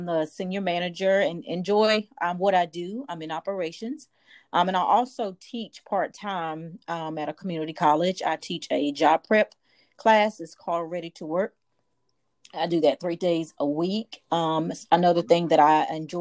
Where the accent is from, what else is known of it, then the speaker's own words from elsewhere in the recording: Warsaw, North Carolina, United States; moved away as an adult; also born or lived in Texas; I am from North Carolina, from a small town. Small town, Warsaw. Lived in Warsaw all my life